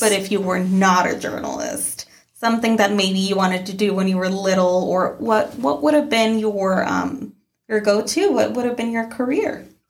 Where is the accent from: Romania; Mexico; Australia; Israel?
Mexico; moved away; growing up in Mexico